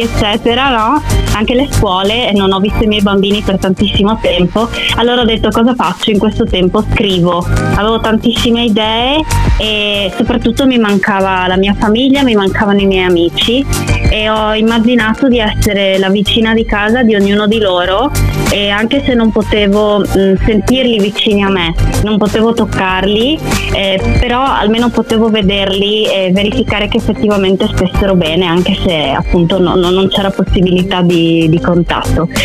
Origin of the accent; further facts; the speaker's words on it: Friuli-Venezia Giulia, Italy; io sono una musicista, vengo dal Friuli Venezia Giulia